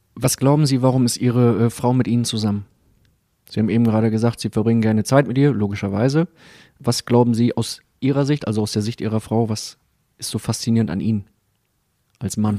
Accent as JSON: {"language": "German", "region": "Bremen", "country": "Germany", "said": "für mich als Bremer"}